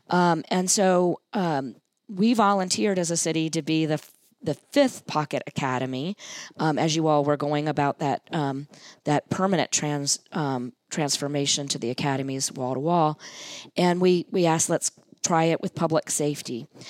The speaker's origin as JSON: {"language": "English", "town": "Hampton", "region": "Virginia", "country": "United States", "tie": "born or raised there", "said": "I grew up in Hampton"}